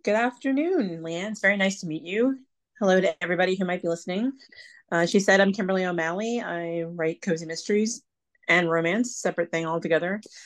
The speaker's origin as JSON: {"language": "English", "region": "Pennsylvania", "country": "United States", "moved": "as an adult", "lives_now": "North Carolina, United States", "said": "the coast of North Carolina, which is where I live currently, although I'm actually from Pennsylvania originally. I've been down here almost eight years"}